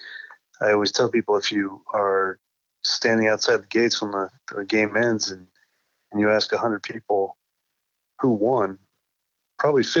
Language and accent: English; Iowa City, Iowa, United States; moved away; I grew up in Iowa City, Iowa